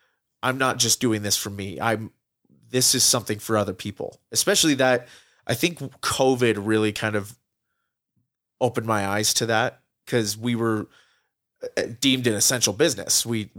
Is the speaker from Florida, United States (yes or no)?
no; Utah, United States; I mean, growing up outside of Utah for a couple of years, for about half my life, we've always come back here to Utah, to visit my grandparents who were here and everything.